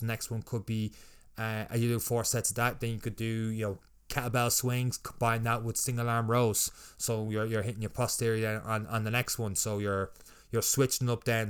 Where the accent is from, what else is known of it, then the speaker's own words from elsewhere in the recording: Ireland; I would be the Irish version